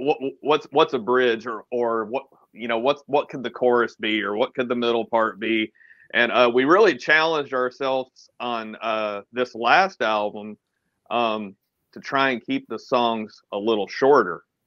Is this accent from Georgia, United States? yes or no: yes; Atlanta, Georgia, United States; i am from Atlanta.